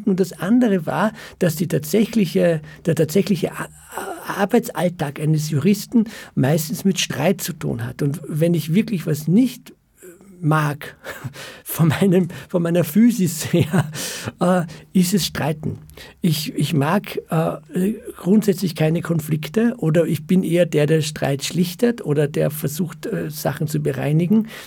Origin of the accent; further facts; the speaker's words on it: Vienna, Austria; born there; Äh, ja, ich bin in Wien geboren und, und mein Vater war äh, Flüchtling aus dem Zweiten Weltkrieg, also Holocaust-Überlebender und äh, ist in Wien gestrandet